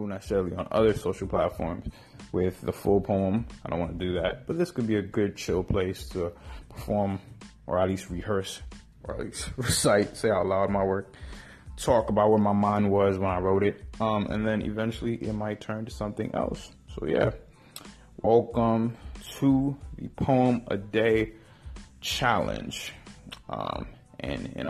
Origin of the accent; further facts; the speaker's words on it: New York City, New York, United States; I was raised in Harlem